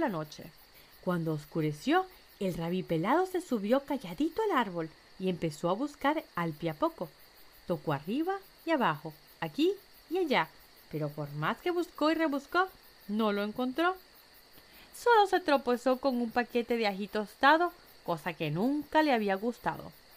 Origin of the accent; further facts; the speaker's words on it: Venezuela; moved away; estuve de vuelta en mi país, Venezuela